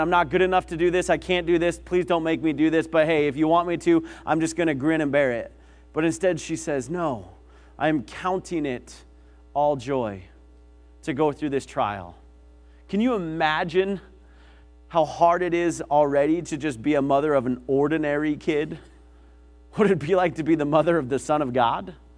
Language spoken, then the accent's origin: English; Billings, Montana, United States; I grew up in Billings